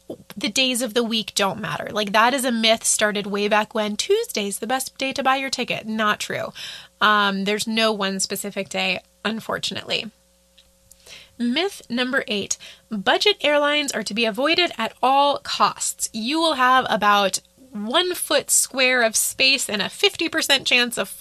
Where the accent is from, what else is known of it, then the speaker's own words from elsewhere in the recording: United States; first language English; as an American